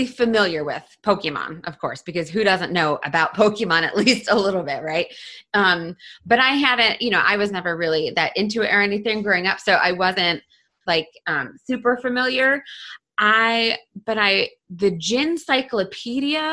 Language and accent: English; Western New York, United States; now in South Carolina, United States; I live in South Carolina, but I'm actually originally from Western New York